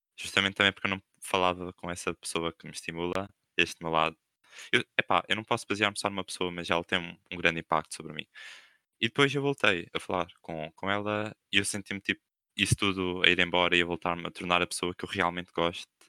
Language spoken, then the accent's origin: Portuguese; Coimbra, Centro, Portugal; now in Algarve, Portugal; eu não sou aqui do Algarve, eu sou de Coimbra. Ou seja, tenho casas em Co, tenho, tipo, os meus avós e família em Coimbra